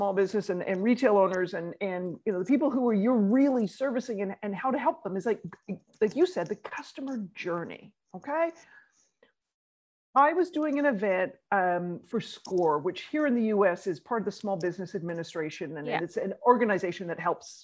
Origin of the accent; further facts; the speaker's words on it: Canada; moved away as an adult; now in New York, United States; being Canadian